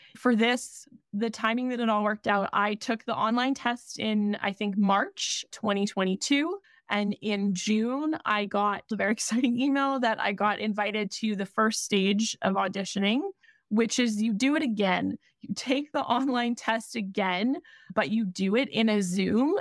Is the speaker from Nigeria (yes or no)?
no; Canada; Being Canadian